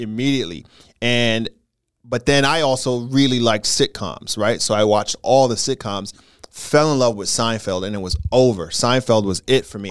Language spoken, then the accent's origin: English; Brentwood, New York, United States; also born or lived in Queens, New York; I grew up in Brentwood. Long Island and, and, and Queens